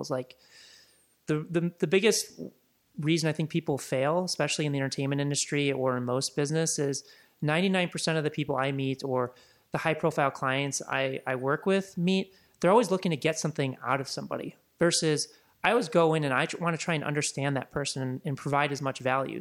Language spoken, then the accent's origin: English; Chicago, Illinois, United States; moved away as an adult; also born or lived in Laguna; now in Los Angeles, United States; I grew up in Chicago, and grew up there until I was about twenty-two, twenty-three, and, and moved out to Los Angeles in two thousand five